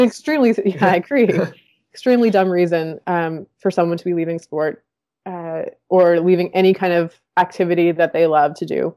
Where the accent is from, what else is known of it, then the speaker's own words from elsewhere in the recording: Winnipeg, Manitoba, Canada; the rowing club that I grew up with in in Winnipeg